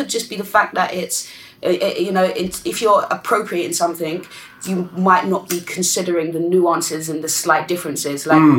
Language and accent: English; Jamaica; I'm Caribbean, I'm Jamaican.